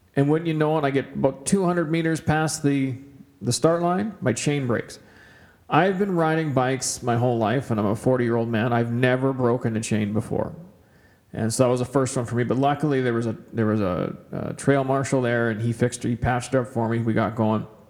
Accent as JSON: {"language": "English", "town": "Kamloops", "region": "British Columbia", "country": "Canada", "tie": "born or raised there", "moved": "yes", "lives_now": "Edmonton, Canada", "said": "I grew up in Kamloops, BC, so uh, Edmonton was kind of a, a bit of a shock when I first moved here 20 years ago."}